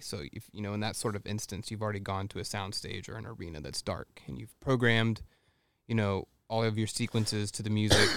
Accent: Texas, United States; I grew up in Texas and my mom played the piano in the church

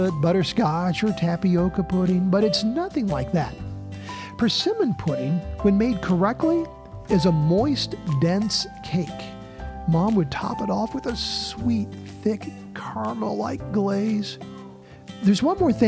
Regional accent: Indiana, United States; native to my home state

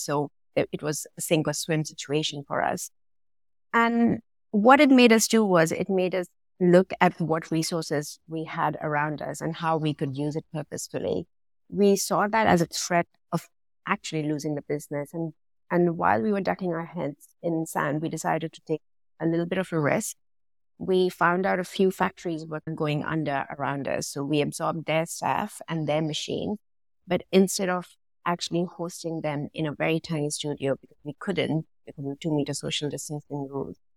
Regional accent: India; now in London, United Kingdom; Originally, I'm from India, so I've been born and brought up around manufacturing from where I am from

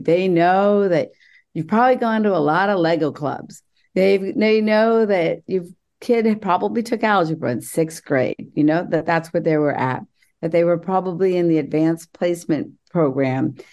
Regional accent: West Virginia, United States; I grew up in West by God, Virginia

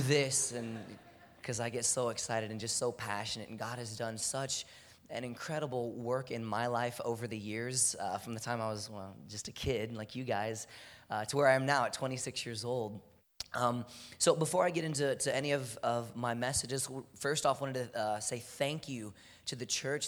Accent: Houston, Texas, United States; I'm from Houston, Texas. It's hot all year round

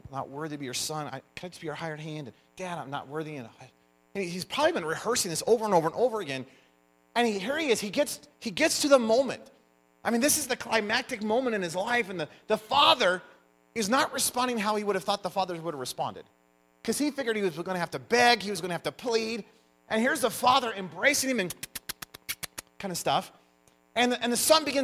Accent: United States; I'm American

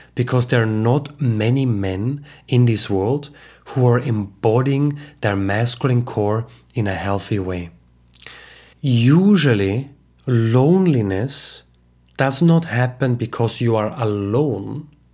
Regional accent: Austria; moved away; my home country, Austria

